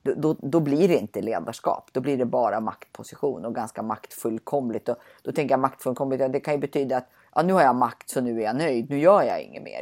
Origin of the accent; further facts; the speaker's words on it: Sweden; som svensk ska man säga nej